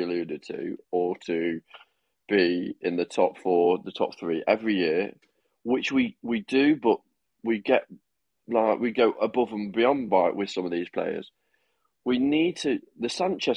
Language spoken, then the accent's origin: English; United Kingdom; I'm British